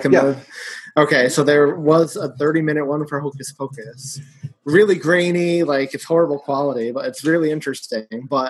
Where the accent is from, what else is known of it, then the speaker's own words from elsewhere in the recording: New York, United States; I'm from New York